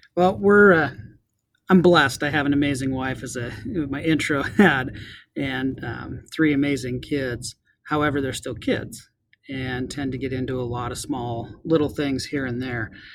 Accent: Montana, United States; now in Snohomish County, United States; growing up in Montana

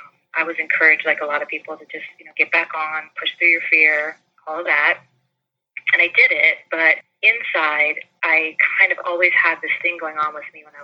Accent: St. Petersburg, Florida, United States; moved away as an adult; also born or lived in North Carolina; I grew up in mostly in St. Petersburg, Florida

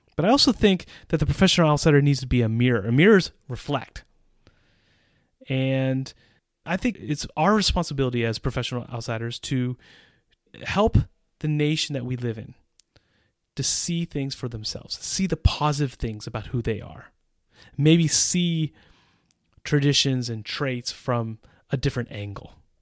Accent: northeastern United States, United States; moved away as an adult; now in Czech Republic; I grew up in a suburban context in the northeastern United States.

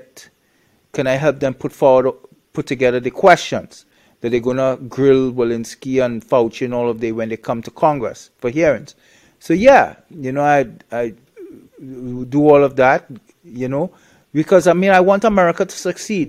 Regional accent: Trinidad & Tobago; moved away; also born or lived in Canada; I'm originally from Trinidad

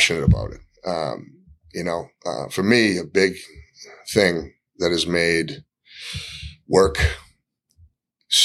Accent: Gloucester, Massachusetts, United States; So I grew up in Gloucester, went to Gloucester High School

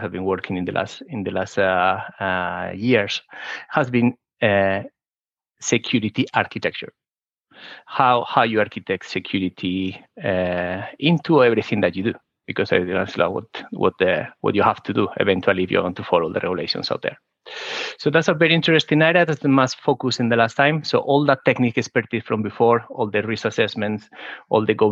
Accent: Spain; accent: Spanish; English is a second language; moved away; I started the university in Spain, as you can guess by my accent.

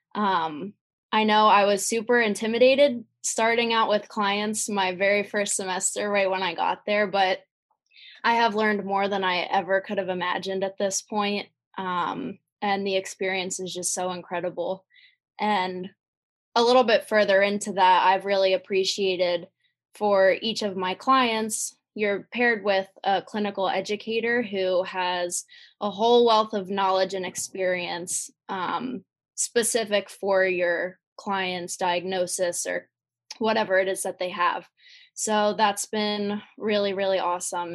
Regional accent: Lancaster, Pennsylvania, United States; I am from Lancaster, Pennsylvania.

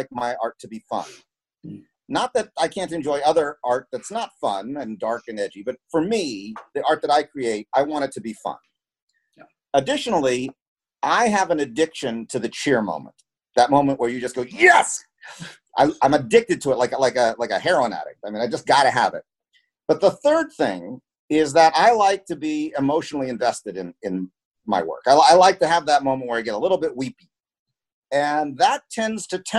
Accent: United States; I was born in the United States, but my mother was born in the Philippines.

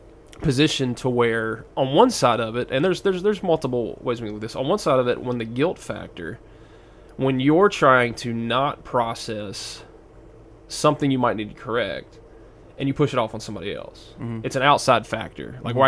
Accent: the South, United States; accent: southern; I don't know if I can say wallow correctly because I'm from the South, so it's like waller in your guilt.

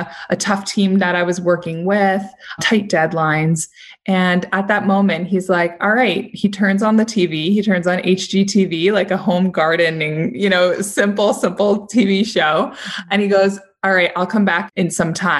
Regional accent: New York City, New York, United States; I'm from New York City

